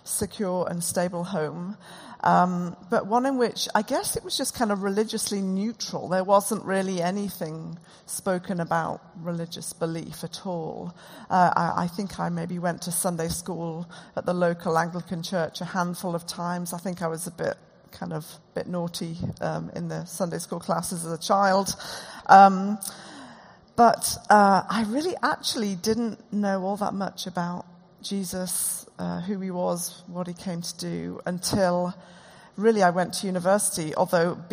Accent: Durham, North East England, United Kingdom; now in Oxford, United Kingdom; We live in Oxford. I grew up in Durham

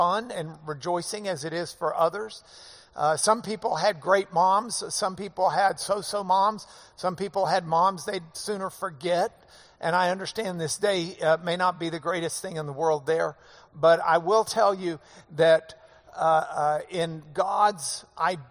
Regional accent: the South, United States; I'm from the South

